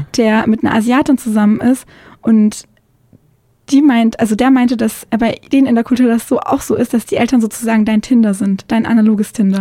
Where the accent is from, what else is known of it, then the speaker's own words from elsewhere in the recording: Konstanz, Baden-Württemberg, Germany; moved away; also born or lived in Mühlacker; Also ich bin dann aufgewachsen in Konstanz am Bodensee.